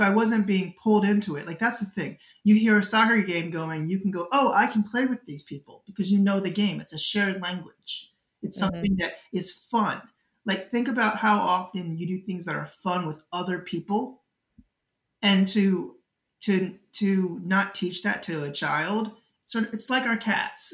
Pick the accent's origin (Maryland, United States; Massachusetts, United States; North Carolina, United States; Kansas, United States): Maryland, United States; Baltimore County; I grew up in Baltimore County